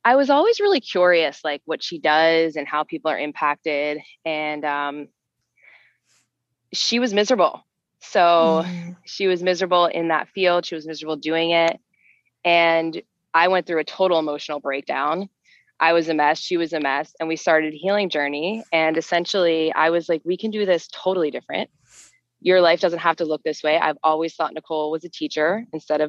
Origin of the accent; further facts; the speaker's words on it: New Jersey, United States; also born or lived in Philadelphia; from New Jersey, and I am the wife